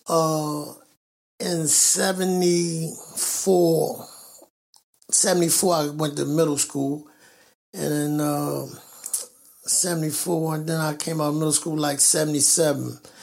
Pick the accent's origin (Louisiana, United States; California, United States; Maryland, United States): Maryland, United States; Baltimore; I was born and raised in West Baltimore, Lexington, uh, Lexington Terrace uh, housing projects in West Baltimore